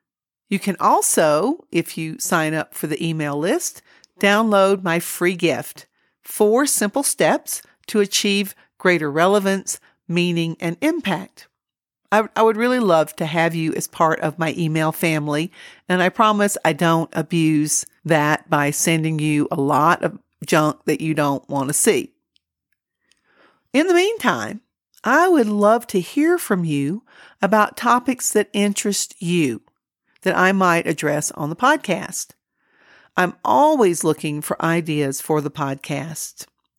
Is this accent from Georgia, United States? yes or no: yes; Georgia, United States; moved away as an adult; now in New Mexico, United States; I came to New Mexico from Georgia over 20 years ago and raised my children here. New Mexico feels like home, but most of my family is back in the Southeast, so that's why I'm Georgia bound.